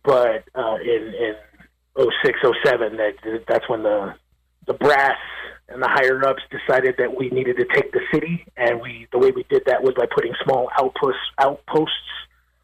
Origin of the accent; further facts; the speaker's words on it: Los Angeles, California, United States; moved away as an adult; now in Nashville, United States; I was born and raised in East LA, and I love my childhood